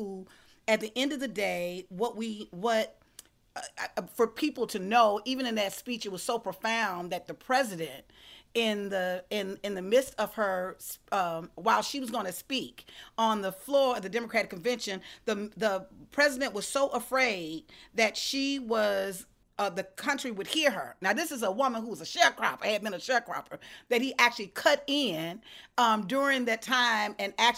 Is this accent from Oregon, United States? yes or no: no; Alabama, United States; also born or lived in Georgia; I'm from Alabama. I'm from the Deep South